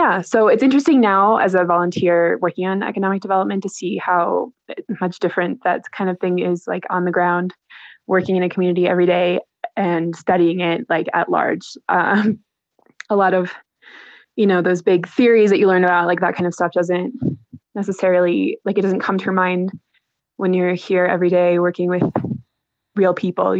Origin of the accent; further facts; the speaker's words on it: Menomonee Falls, Wisconsin, United States; moved away as an adult; also born or lived in Baltimore; now in Peru; So I'm from Wisconsin. I grew up in Menominee Falls.